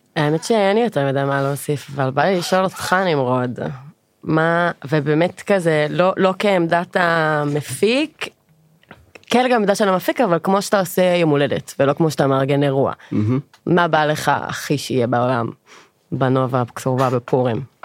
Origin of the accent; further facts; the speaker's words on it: Sharon, Central District, Israel; moved away as an adult; now in Pardes Hanna, Israel; במקור אני מאוד השרון